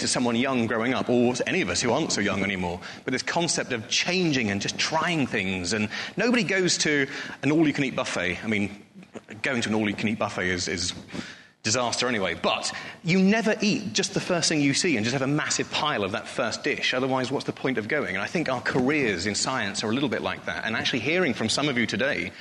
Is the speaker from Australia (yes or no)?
no; Norfolk, East of England, United Kingdom; moved away as an adult; now in Bristol, United Kingdom; I grew up in Norfolk, very, very proud to be a Norfolk boy